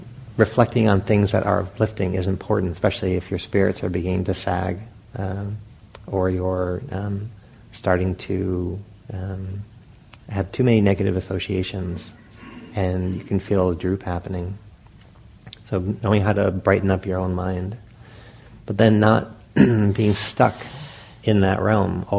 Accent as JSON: {"language": "English", "town": "Providence", "region": "Rhode Island", "country": "United States", "tie": "born or raised there", "said": "when I was a young boy, I grew up in Providence, Rhode Island"}